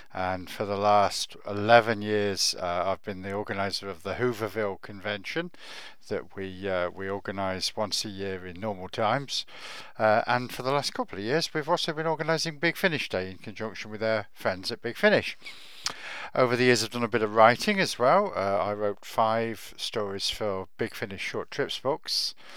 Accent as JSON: {"language": "English", "area": "Warwickshire", "region": "West Midlands", "country": "United Kingdom", "tie": "born or raised there", "said": "I was brought up in Warwickshire, about as far away from the sea as you can get in England"}